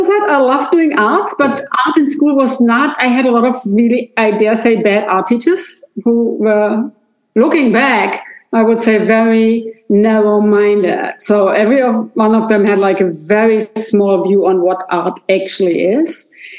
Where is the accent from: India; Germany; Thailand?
Germany; Hanover, Lower Saxony; English is a second language; moved away as an adult; also born or lived in London; now in Rosengarten, Germany; I grew up in Hanover, which is I only can do it in kilometers, 150 kilometers from where I'm now. So it's a little more south. It's like a 1.5 hour drive south from Hamburg. Great. It's a small town, 500,000 people live there.